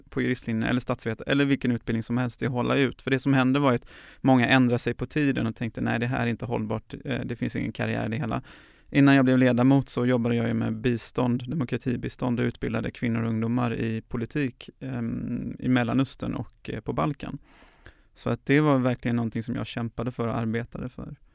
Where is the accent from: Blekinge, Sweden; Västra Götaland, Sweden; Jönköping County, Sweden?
Västra Götaland, Sweden; Gothenburg; 31-årig göteborgare som, ehm, ja, gillar att arbeta för människors rättigheter. Jag eh, är uppvuxen eh, i Göteborgs förorter, har eh, utländsk bakgrund men är född här i Sverige.